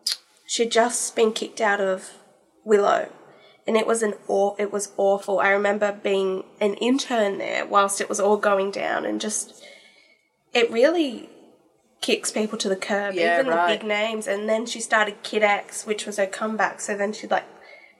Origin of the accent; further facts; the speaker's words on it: Fiji; born there; I was born in Fiji, I think... That needed to be incorporated, like beach girl from day one.